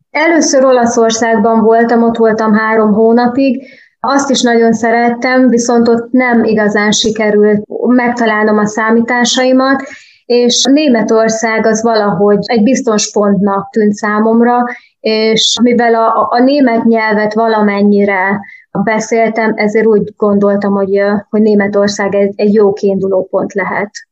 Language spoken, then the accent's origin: Hungarian; Transylvania, Romania; moved away as an adult; also born or lived in Budapest, Hungary; now in Germany; én Erdélyben születtem, ott is nőttem fel